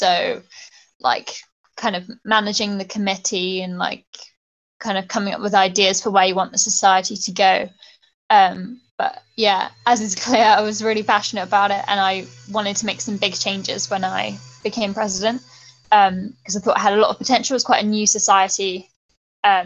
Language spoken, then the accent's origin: English; Bristol, South West England, United Kingdom; now in London, United Kingdom; I'm from Bristol, and I think the culture of Bristol is really kind of pro-environment